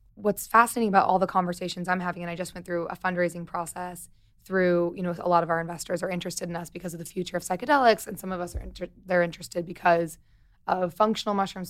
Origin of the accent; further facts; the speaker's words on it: Missouri, United States; I'm from Missouri